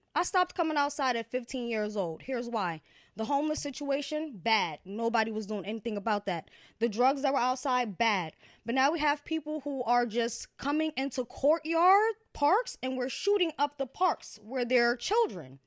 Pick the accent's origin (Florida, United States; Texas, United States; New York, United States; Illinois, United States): New York, United States; Yonkers; born or raised there; also born or lived in Valhalla, New York